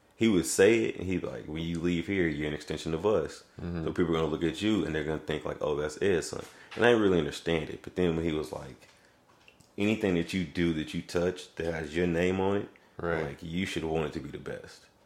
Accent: Raytown, Missouri, United States; also born or lived in Kansas City; we got a house out in Raytown cuz my mom got a job working in uh, the school district.

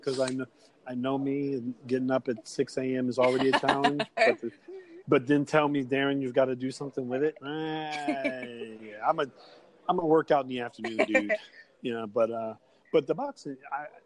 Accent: New York, United States; You do know I'm from New York

